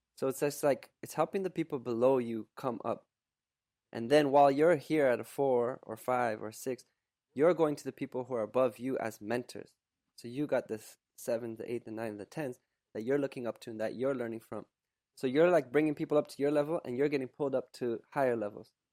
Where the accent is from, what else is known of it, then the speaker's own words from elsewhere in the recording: Canada; also born or lived in Poland / Germany / Quebec; by the time I was two, we moved, we emigrated to Canada